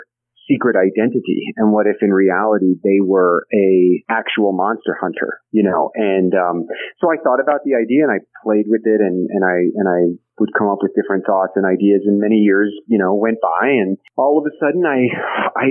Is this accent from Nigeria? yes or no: no; Kansas City, United States; growing up in Kansas City